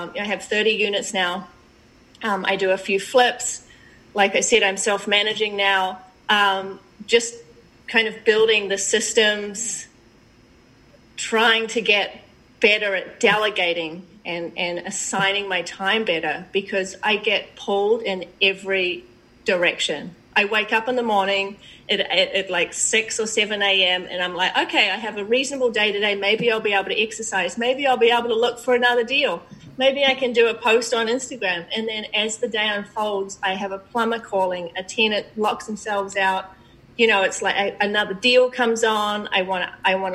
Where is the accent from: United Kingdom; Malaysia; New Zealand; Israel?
New Zealand; moved away as an adult; now in United States; I'm from New Zealand. Originally, I've been in the States for 10 years.